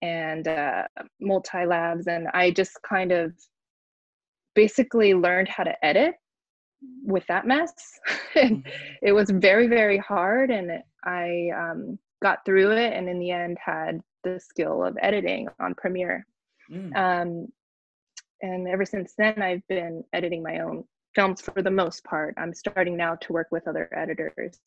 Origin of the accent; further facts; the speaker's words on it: Barstow, California, United States; now in Los Angeles, United States; I'm based in LA area, but I'm from Barstow, California, which is like a very small desert town on the way to Vegas